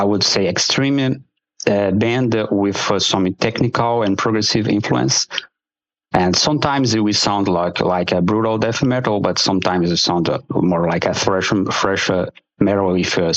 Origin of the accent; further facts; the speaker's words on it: Brazil; moved away as an adult; also born or lived in Montreal area, Quebec, Canada; now in Montreal, Canada; I was born in Brazil, so I've lived there, I say most of the half of my life there, and I've moved to Canada with my wife